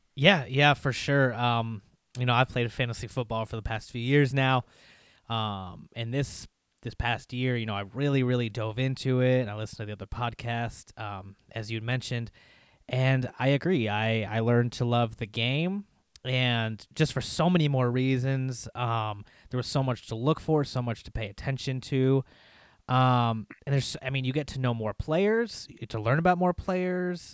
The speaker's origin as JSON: {"language": "English", "region": "Indiana", "country": "United States", "tie": "born or raised there", "said": "We grew up in Indiana"}